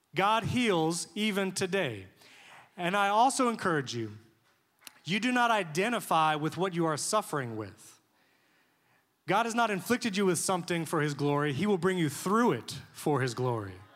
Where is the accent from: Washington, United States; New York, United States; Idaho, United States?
New York, United States; moved away; I grew up in New York